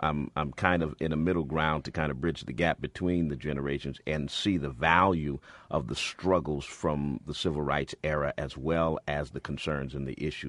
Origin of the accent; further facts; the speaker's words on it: Springfield, Massachusetts, United States; Well, I come from the hood myself. I'm born and raised in Springfield, Massachusetts, went to school at the University of Massachusetts and on to seminary from there.